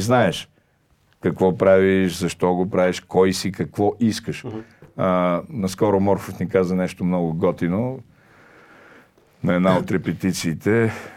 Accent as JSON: {"language": "Bulgarian", "region": "Shopluk", "country": "Bulgaria", "said": "аз съм шоп, е тук от едно съвсем близко селце Кривина, по майчина линия"}